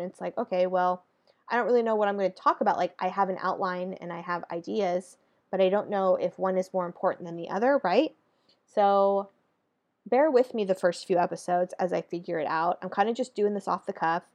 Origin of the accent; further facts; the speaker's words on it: Northern California, United States; now in Southern California, United States; I'm born and raised in California, California girl through and through. And I reside now in Southern California, originally from Northern California